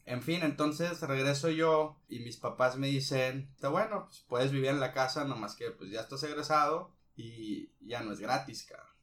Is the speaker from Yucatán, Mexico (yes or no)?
no; Ciudad Obregón, Sonora, Mexico; mi tierra natal, que es Obregón, un poquito acá al sur.